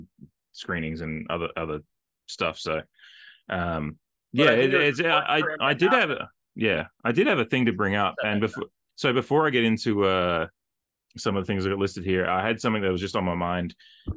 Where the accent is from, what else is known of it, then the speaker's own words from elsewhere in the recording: Australia; I'm Australian